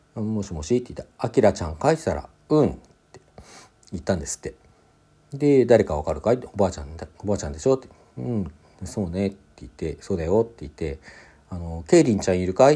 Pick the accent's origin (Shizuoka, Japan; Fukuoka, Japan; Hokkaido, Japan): Hokkaido, Japan; Sapporo; also born or lived in Hakodate; 当時私ですね、札幌に住んでおりまして、ただ生まれは函館だったんですね。生まれは函館で小学校3年生まで函館にいて、えー、4年生から札幌にこう転校してね札幌で過ごしていた